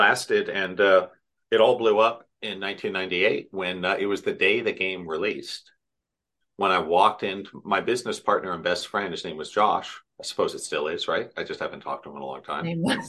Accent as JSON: {"language": "English", "town": "Irvine", "region": "California", "country": "United States", "tie": "born or raised there", "said": "In Irvine"}